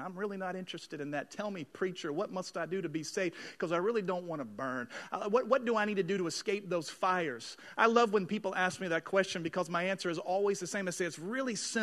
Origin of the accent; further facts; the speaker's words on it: Dallas, Texas, United States; I'm from Dallas